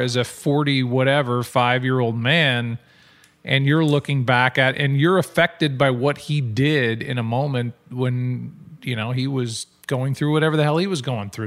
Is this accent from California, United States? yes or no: no; St. Louis, Missouri, United States; as a Saint Louisan and as a Midwesterner